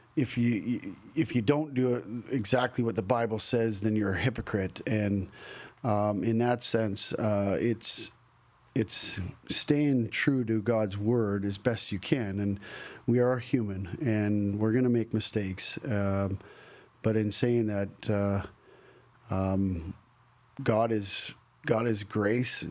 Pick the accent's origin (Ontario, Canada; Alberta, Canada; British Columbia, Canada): Alberta, Canada; Banff; now in Nashville, United States; growing up in Banff